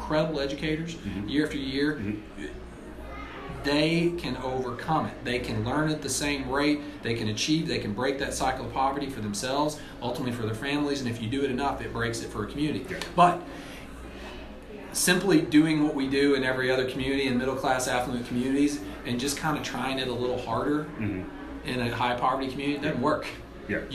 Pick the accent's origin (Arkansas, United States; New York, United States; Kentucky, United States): Arkansas, United States; Springdale; I grew up in Springdale, Arkansas, you know, in the northwest part of the state.